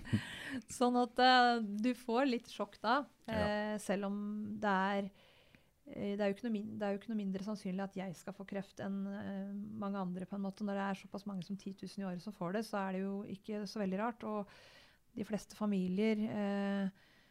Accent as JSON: {"language": "Norwegian", "town": "Gjøvik", "region": "Innlandet", "country": "Norway", "tie": "born or raised there", "also_born_or_lived": "Totenvika", "said": "jeg er født og oppvokst på Gjøvik"}